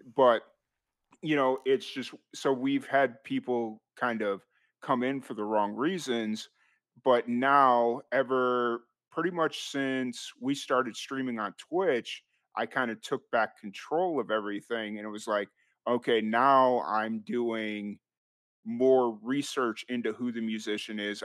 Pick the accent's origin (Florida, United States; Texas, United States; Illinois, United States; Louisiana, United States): Illinois, United States; Chicago; moved away as an adult; also born or lived in Roswell, New Mexico; I'm originally from Chicago, or the south side of Chicago.